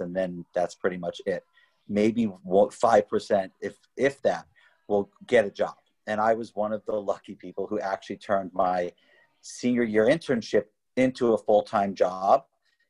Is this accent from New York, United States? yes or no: yes; Massapequa, New York, United States; we grew up in Long Island. Massapequa, a little famous little town on the south shore of Long Island.